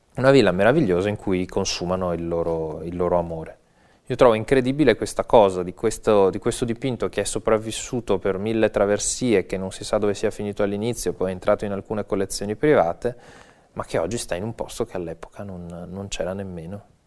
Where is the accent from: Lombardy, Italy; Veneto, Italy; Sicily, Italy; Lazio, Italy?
Veneto, Italy; Venice; Io sono veneziano